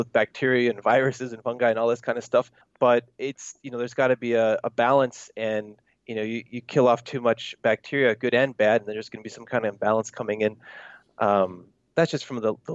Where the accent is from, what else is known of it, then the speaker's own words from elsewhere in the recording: United States; moved away as an adult; also born or lived in Korea; I was born in the United States